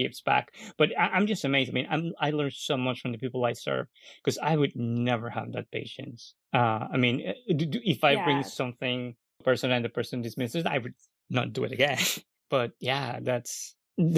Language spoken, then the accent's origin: English; Guatemala; moved away; I'm coming from Guatemala. I'm Guatemalan.